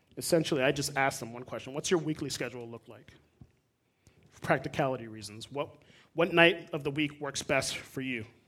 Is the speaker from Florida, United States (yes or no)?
yes; South Florida, United States; moved away as an adult; also born or lived in Puerto Rico (ancestry); now in Midwest, United States; I'm a dude from South Florida. My parents are Puerto Rican. I grew up in mostly Spanish speaking congregations